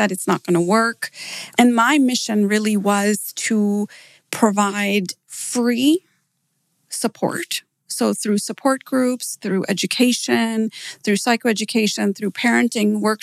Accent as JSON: {"language": "English", "town": "Downers Grove", "region": "Illinois", "country": "United States", "tie": "born or raised there", "also_born_or_lived": "Pakistan / Malaysia / Phoenix, Arizona / Dallas", "moved": "as an adult", "lives_now": "Dubai, United Arab Emirates", "said": "I was born in Pakistan and we moved to the US when I was 8 years old. And I lived in Downers Grove the whole way through"}